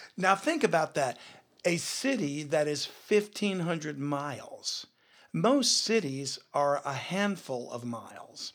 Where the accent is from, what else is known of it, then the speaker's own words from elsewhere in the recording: Louisiana, United States; a person born and raised in Louisiana